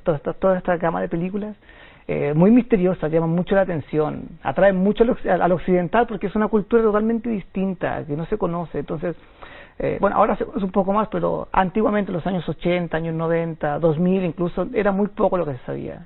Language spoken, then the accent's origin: Spanish; Chile; moved away as an adult; now in China; soy de Chile, soy chileno. Llevo en China nueve años.